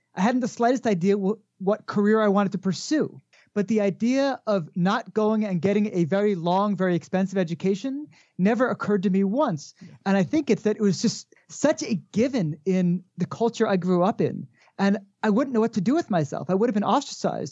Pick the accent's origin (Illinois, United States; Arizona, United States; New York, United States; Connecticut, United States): Connecticut, United States; now in Jerusalem, Israel; I grew up with in Connecticut